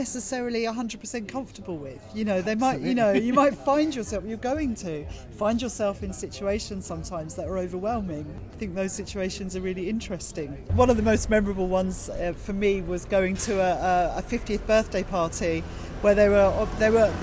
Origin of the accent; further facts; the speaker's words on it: Canterbury, South East England, United Kingdom; a language school that I know in Canterbury, which is my hometown